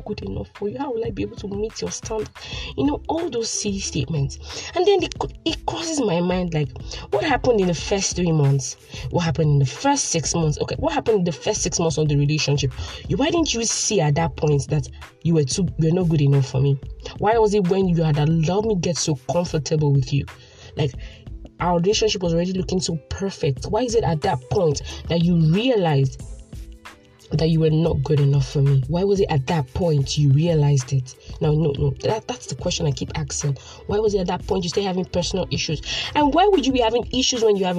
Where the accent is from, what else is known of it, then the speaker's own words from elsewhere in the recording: Port Harcourt, Rivers State, Nigeria; I'm a PH girl, born and bred in the city of Port Harcourt, River State